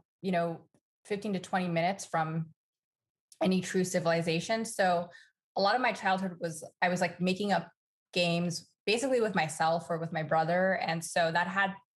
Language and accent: English; Los Angeles, California, United States; we grew up in Los Angeles